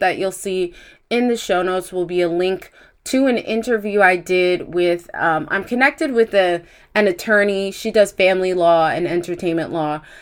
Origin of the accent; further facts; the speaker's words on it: United States; As an American